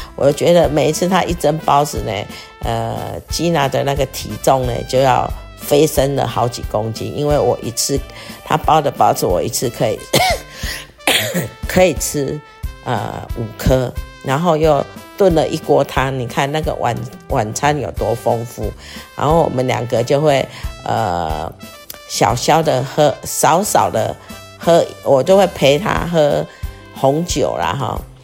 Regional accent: Taiwan; moved away as an adult; also born or lived in South Africa; 一个身为台湾人

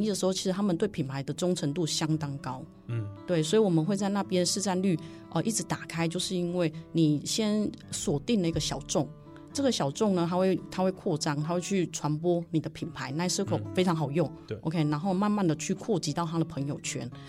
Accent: Taiwan; also born or lived in Germany; 我们来自于台湾

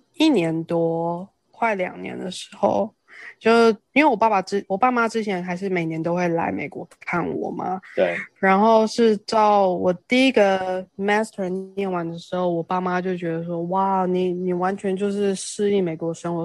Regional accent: Taiwan; moved away as an adult; now in United States; 因为我自己在台湾长大，所以我还是会觉得说台湾真的比较好

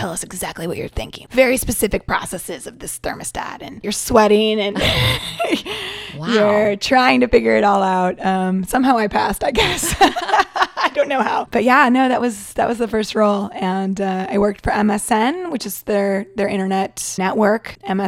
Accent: Portland, Oregon, United States; also born or lived in Seattle / New York; now in Taiwan; I grew up in Portland, Oregon. Went to school in Seattle, Washington. So I claim the West Coast, but I did move to Taiwan from New York.

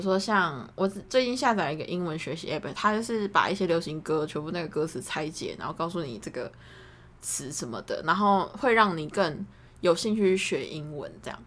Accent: Taiwan; first language Chinese

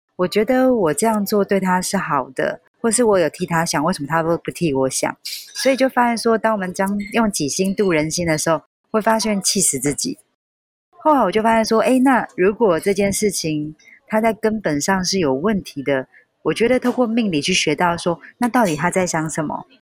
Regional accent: Taiwan; also born or lived in Hong Kong; 零， 零九年的时候，我回到台湾

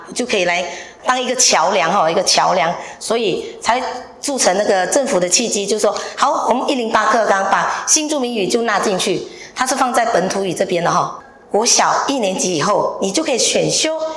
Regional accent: Ipoh, Perak, Malaysia; moved away as an adult; now in Hsinchu, Taiwan; 我来自怡宝

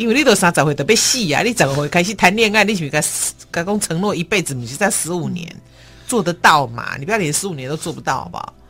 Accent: Shandong, China; 我们山东话叫七大姑八大姨

